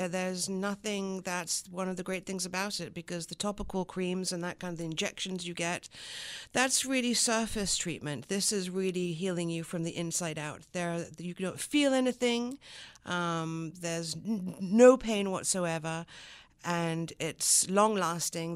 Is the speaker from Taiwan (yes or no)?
no; the Riviera, Provence-Alpes-Côte d'Azur, France; first language French; English is a second language; moved away as an adult; also born or lived in London / America / Los Angeles; now in Buffalo, United States; moved back to London, where my mother's from, and lived in London until I was about eight and a half. And then at eight and a half, we moved to the south of France, actually, on the Riviera